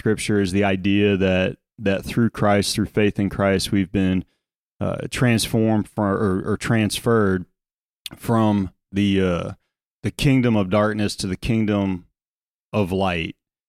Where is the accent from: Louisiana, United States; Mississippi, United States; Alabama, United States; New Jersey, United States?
Louisiana, United States; accent: South Louisiana; now in Indiana, United States; While there are still obviously vestiges of my South Louisiana accent, I sound a whole lot more like a Hoosier today than I did 20 years ago.